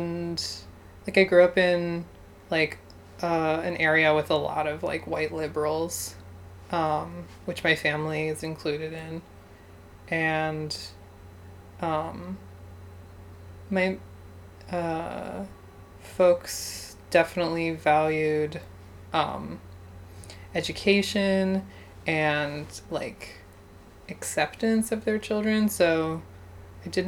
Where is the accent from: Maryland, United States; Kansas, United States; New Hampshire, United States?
Maryland, United States; Baltimore; also born or lived in Stoneleigh / Philadelphia; I was born in Baltimore, Maryland